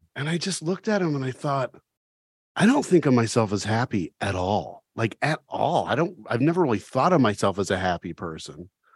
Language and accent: English; Oxford, Ohio, United States; I grew up in Oxford